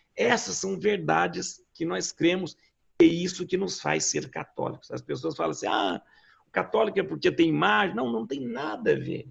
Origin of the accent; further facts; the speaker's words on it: Lavras, Minas Gerais, Brazil; eu sou de uma cidade do interior de Minas, Lavras